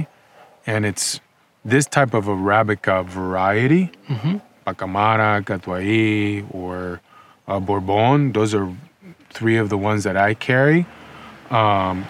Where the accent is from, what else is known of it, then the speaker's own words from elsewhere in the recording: Nicaragua; moved away as an adult; also born or lived in Los Angeles, United States; now in Ojai, United States; I grew up in Nicaragua. I moved to the United States in 2005